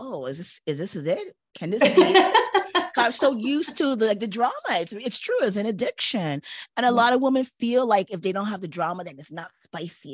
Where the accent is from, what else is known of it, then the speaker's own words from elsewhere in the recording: Toronto, Ontario, Canada; moved away as an adult; also born or lived in New York; I had no family because I was from Toronto and I was in New York at the time